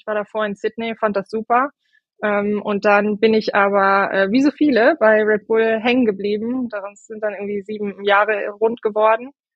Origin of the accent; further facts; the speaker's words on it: Moers, moved with family to the Nordeifel, North Rhine-Westphalia, Germany; ich bin in Mörs, im schönen Mörs geboren